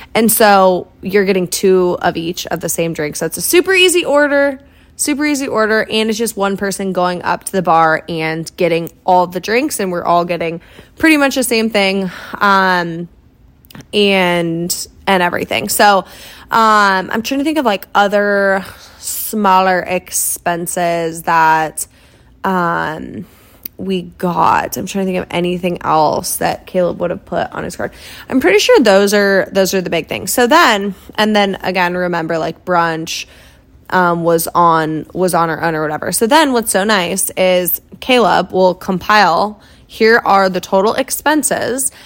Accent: Iowa, United States; moved away; also born or lived in Kansas City; my hometown back in Iowa

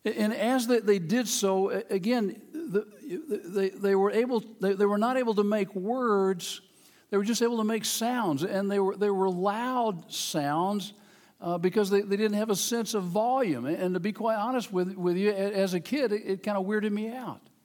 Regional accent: Memphis, Tennessee, United States; moved away as an adult; The church I grew up in in Memphis, Tennessee, uh, that was, I was, where I was born

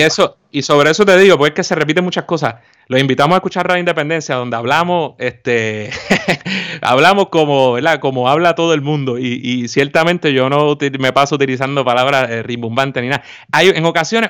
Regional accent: Puerto Rico; somos puertorriqueños

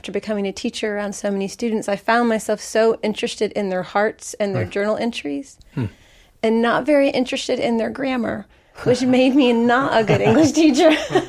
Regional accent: Orlando, Florida, United States; I'm one half of Shielding Innocence, and a little bit about me is I grew up around Orlando, so this is very familiar area for me

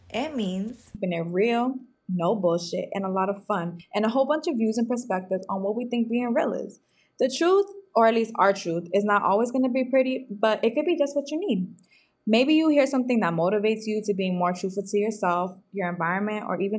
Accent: Boston, Massachusetts, United States; I'm 23 years old. I'm Puerto Rican, Boston born and raised

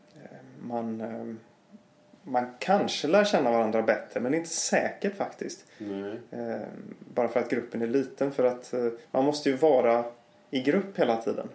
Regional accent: Gothenburg, Västra Götaland, Sweden; moved away; jag kommer ju från Göteborg

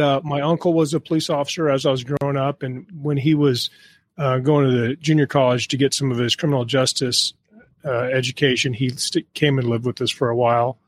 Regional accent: Kansas, United States; moved away as an adult; also born or lived in Los Angeles; I was from Kansas

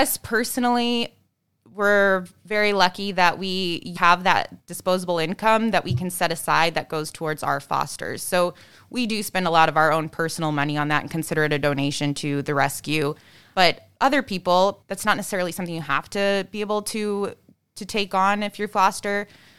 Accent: Nebraska, United States; now in Chicago, United States; I grew up in Nebraska, but yes, but dogs was as exotic as we got at the house.

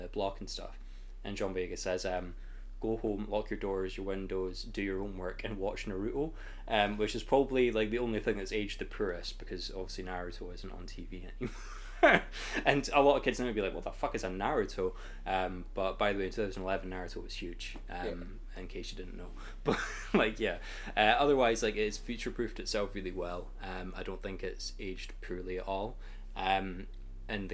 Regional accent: Scotland, United Kingdom; we're from Scotland

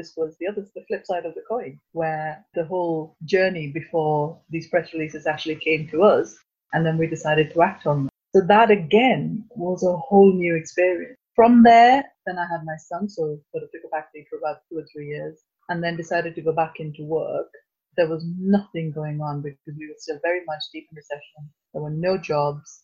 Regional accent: Pune, Maharashtra, India; moved away as an adult; also born or lived in Manchester, United Kingdom; now in Grimsby, United Kingdom; my hometown of Pune

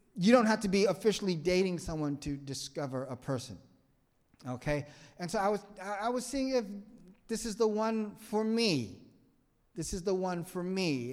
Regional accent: Vietnam; English is a second language; moved away; I'm from a third world country. I'm from Vietnam. I don't know your language.

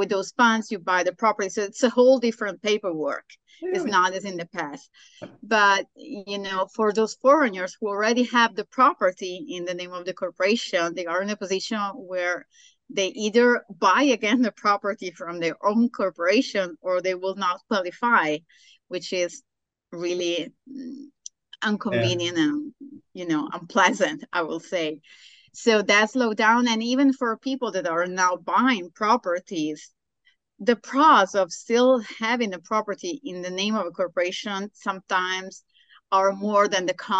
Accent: Sardinia, Italy; moved away as an adult; also born or lived in Nicoya, Costa Rica; now in Nosara, Costa Rica; Sardinia. I was born in Sardinia, which was the first recognized blue zone in Italy

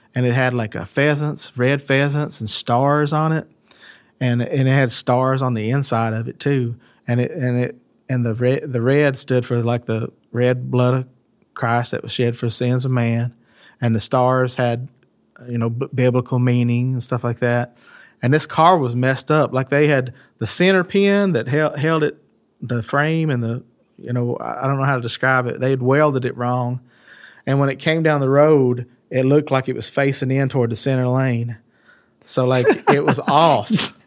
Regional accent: United States; growing up in West Garrett

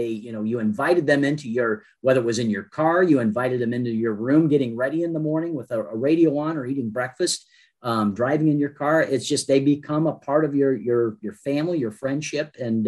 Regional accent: Fostoria, Ohio, United States; I grew up in over in Foster

